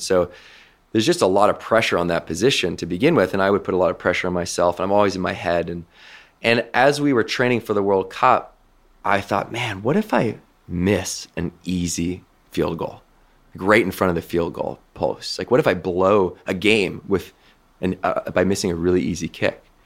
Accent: west coast of Canada, Canada; where I grew up on the West Coast of Canada

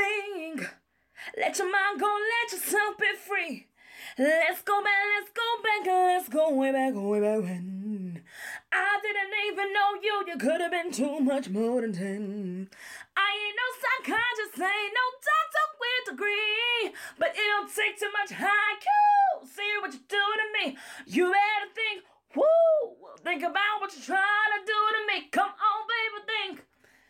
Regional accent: New York City, New York, United States; I'm from Brooklyn, New York

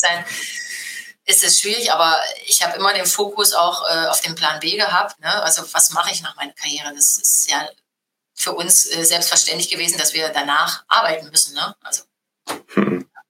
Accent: Halle, Saxony-Anhalt, Germany; also born or lived in Frankfurt; now in Wolfsburg, Germany; ich bin in der DDR geboren

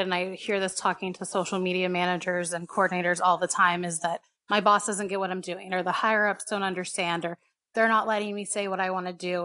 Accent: Houston, Texas, United States; moved away as an adult; also born or lived in San Antonio / Dallas; now in Los Angeles, United States; I grew up, I was born and raised in Houston.

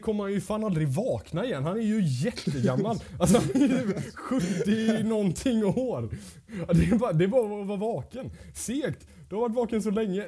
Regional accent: Gothenburg, Västra Götaland, Sweden; now in Linköping, Sweden; jag kommer faktiskt från Göteborg

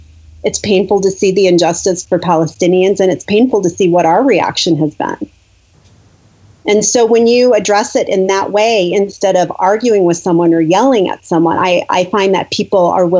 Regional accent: United States; moved away as an adult; also born or lived in Lebanon; I'm American

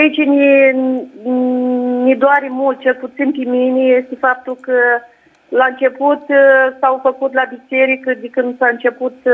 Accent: Iași, Iași County, Romania; Da, și eu mă bucur că am reușit să intru direct cu dumneavoastră, eu sunt chiar din Iași.

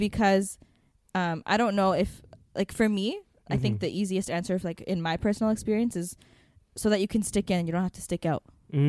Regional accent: Ethiopia; I never told anyone when I was in elementary school that I was from Ethiopia, because I was like ashamed that it was known as the poorest country in the world.

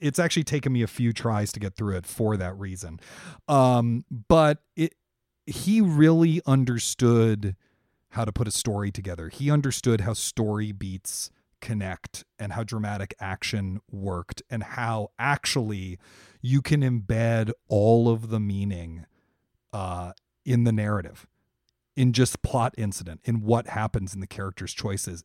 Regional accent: Washington, District of Columbia, United States; Washington, which is my hometown. I'm from Washington, D C.

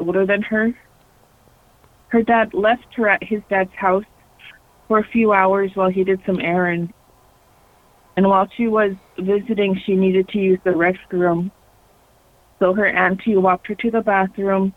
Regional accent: Alaska, United States; also born or lived in Arizona; I'm a Alaska Native. You know, I was raised mostly in Alaska.

